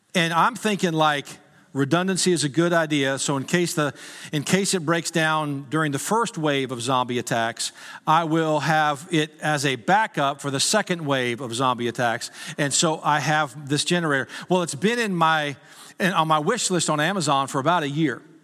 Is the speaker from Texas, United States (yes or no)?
yes; Texas, United States; I was from Texas